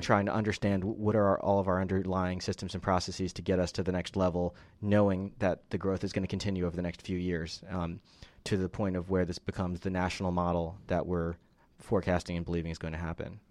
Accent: Northeast, United States; moved away as an adult; also born or lived in Philadelphia; now in Atlanta, United States; I'm originally from the Northeast.

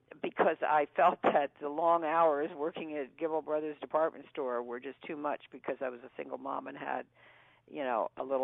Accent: Philadelphia, Pennsylvania, United States; moved away; I'm from Philadelphia.

